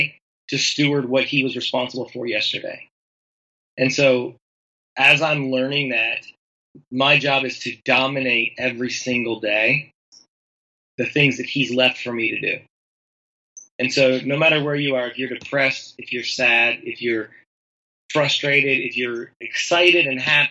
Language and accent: English; Tennessee, United States; I'm from Tennessee. We do a lot of fire pits around here.